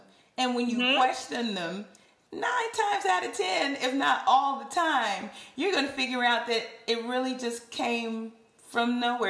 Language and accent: English; the South, United States; accent: Southern; oh, gee, what do people think about my Southern accent, right?